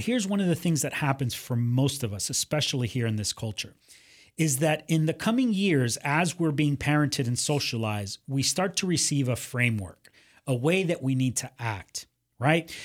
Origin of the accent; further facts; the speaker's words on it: Miami, Florida, United States; also born or lived in Cuba; I grew up in Miami, uh, you know, party town